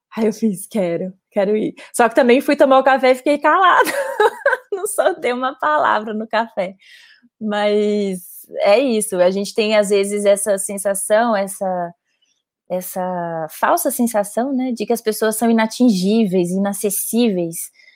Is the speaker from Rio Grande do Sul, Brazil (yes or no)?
no; Belo Horizonte, Minas Gerais, Brazil; moved away as an adult; now in São Paulo, Brazil; eu sou de Belo Horizonte, é, mas moro em São Paulo há quase nove anos.